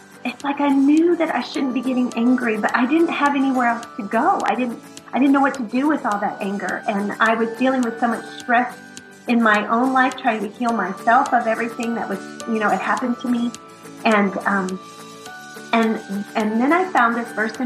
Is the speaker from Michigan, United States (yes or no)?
no; Texas, United States; we're from Texas